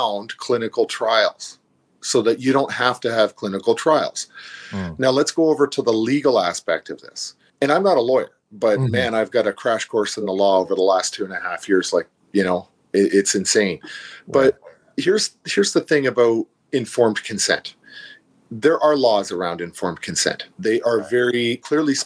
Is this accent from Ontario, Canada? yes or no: yes; Niagara Falls, Ontario, Canada; moved away as an adult; also born or lived in St. Catharines / Quebec / New Brunswick; I'm actually born and raised in Niagara Falls